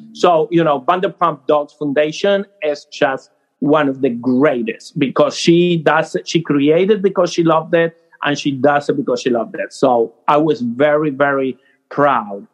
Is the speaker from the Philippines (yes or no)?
no; Argentina; English is a second language; moved away as an adult; now in United States; I grew up in Argentina